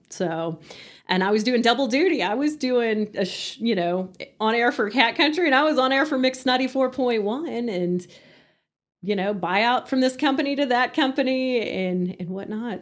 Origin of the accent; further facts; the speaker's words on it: Hereford, Texas, United States; moved away as an adult; also born or lived in Canyon, Texas; now in Amarillo, United States; I was born and raised in Hereford